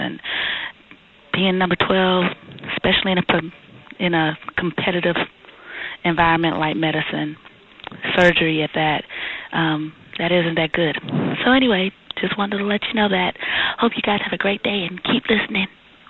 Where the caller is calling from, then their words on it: Dallas, Texas, United States; I'm calling from Dallas, Texas